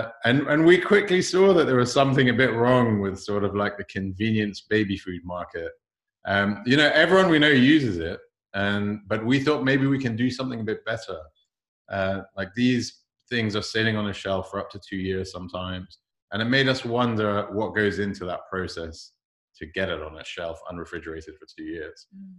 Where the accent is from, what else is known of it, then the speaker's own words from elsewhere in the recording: London, United Kingdom; I was born and raised here. My accent's gone funny along the way, but I am a true Londoner.